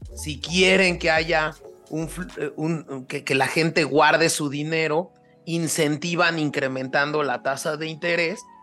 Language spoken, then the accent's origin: Spanish; Mexico; como un mexicano común y corriente